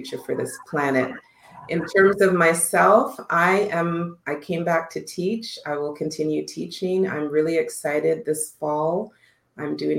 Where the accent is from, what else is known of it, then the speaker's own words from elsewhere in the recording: Canada; also born or lived in Costa Rica; I'm a Canadian gal, eh?